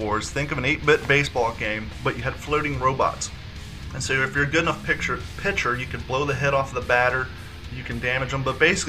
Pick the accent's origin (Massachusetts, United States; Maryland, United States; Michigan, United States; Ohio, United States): Ohio, United States; Columbus; also born or lived in Kentucky / Long Beach, California; now in Florida, United States; I grew up in Ohio and Kentucky. And so down here, well, before I moved to Florida, I lived in California. I lived in Long Beach for 3 years.